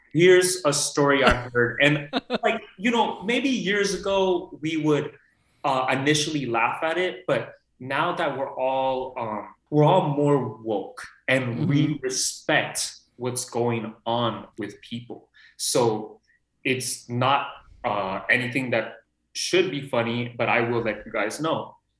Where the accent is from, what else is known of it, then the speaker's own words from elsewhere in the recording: Los Angeles, California, United States; I'm born and raised here. So I see all these actors coming into Burbank, North Hollywood area